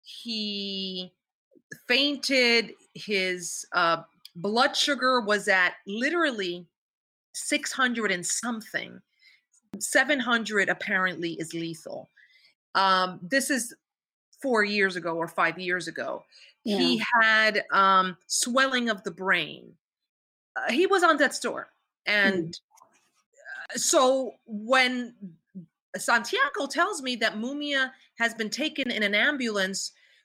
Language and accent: English; New York, United States; I grew up in New York.